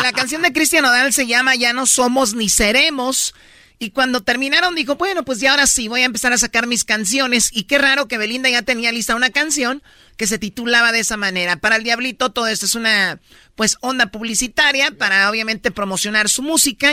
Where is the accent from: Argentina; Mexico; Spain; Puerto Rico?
Mexico; Tepatitlán, Jalisco; yo soy de Tepatitlán. Y yo desde niña fui escaramuza